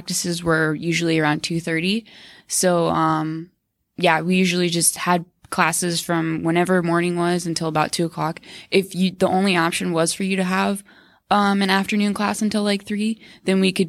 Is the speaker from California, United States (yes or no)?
no; Arizona, United States; moved away as an adult; I'm from Arizona, so I came 1,200 miles away